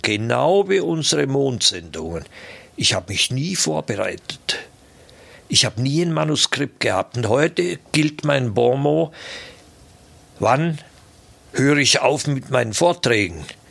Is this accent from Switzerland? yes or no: yes; Switzerland; ich bin auf der Schattenseite des Bodensees aufgewachsen